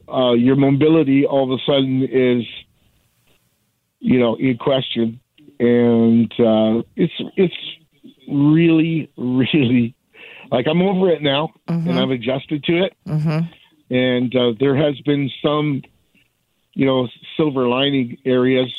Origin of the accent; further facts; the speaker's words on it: Canada; I'm a hockey player, redneck, Canadian type person